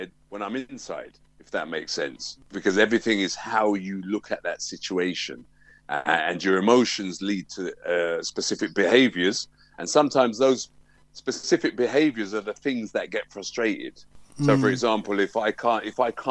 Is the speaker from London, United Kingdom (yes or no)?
yes; London, United Kingdom; I'm a Tottenham man. I grew up in Tottenham.